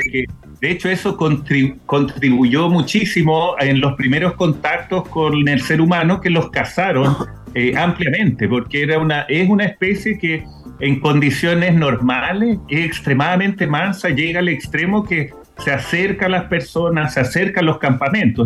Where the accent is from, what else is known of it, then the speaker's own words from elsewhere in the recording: Chile; a nosotros como país, como chileno